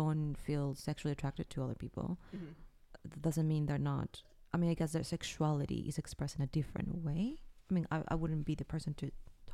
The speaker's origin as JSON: {"language": "English", "country": "Peru", "moved": "yes", "lives_now": "Canada"}